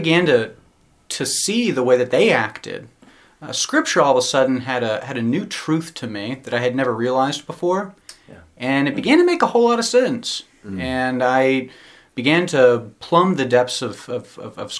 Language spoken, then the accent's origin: English; Nashville, Tennessee, United States; moved away as an adult; also born or lived in Philadelphia; now in Charleston, United States; I was born and raised in Nashville, Tennessee